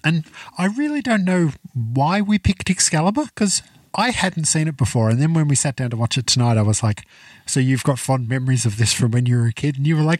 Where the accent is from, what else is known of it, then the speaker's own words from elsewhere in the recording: Cornwall, South West England, United Kingdom; now in Australia; I was born in Cornwall.